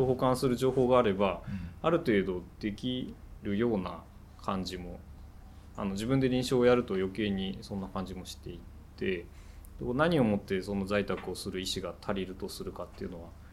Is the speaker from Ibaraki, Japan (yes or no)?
yes; Tsukuba, Ibaraki, Japan; moved away as an adult; now in Kashiwa, Japan; 地元は茨城のつくばなんですね